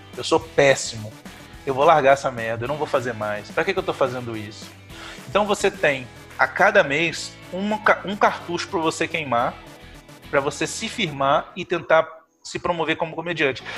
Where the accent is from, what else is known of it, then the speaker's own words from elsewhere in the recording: Carangola, Minas Gerais, Brazil; now in Viçosa, Brazil; hoje eu moro em Viçosa, sou de Carangola, mas eu moro em Viçosa